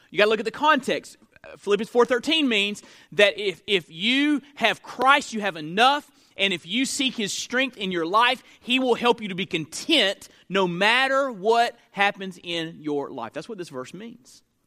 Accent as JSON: {"language": "English", "town": "Perry", "region": "Florida", "country": "United States", "tie": "born or raised there", "said": "my hometown, uh, growing up, Perry, Florida"}